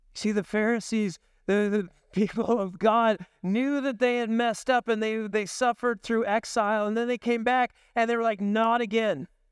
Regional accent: the Northwest, Pacific Northwest, United States; growing up in the Northwest

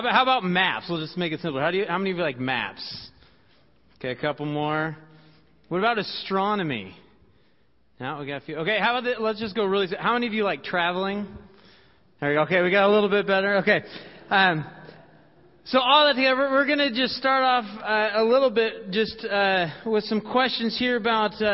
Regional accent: Washington, United States; now in Dubuque, United States; Growing up in Washington State

